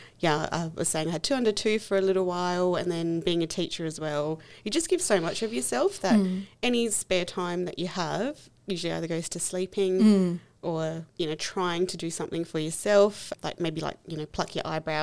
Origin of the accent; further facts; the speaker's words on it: Australia; being a person of color, I think that does change your perspective, and as you grow and evolve into your colourness, I guess, growing up in Australia